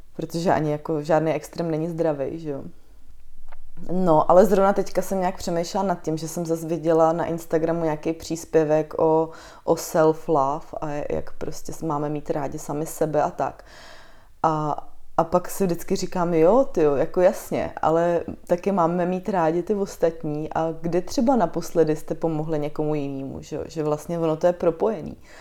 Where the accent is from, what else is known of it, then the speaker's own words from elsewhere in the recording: Chrudim, Pardubice Region, Czechia; now in Prague, Czechia; já pocházím z Chruděmi, což menší město je